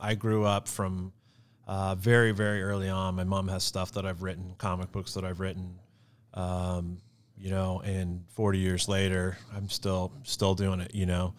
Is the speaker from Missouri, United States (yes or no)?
yes; Gladstone, Missouri, United States; moved away as an adult; also born or lived in Los Angeles; I grew up in Gladstone